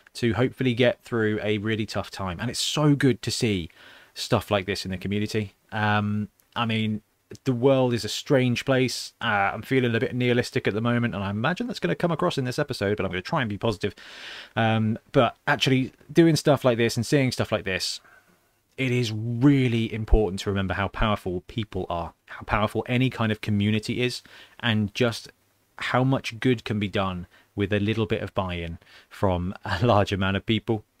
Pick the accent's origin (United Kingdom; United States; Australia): United Kingdom; we're British geeks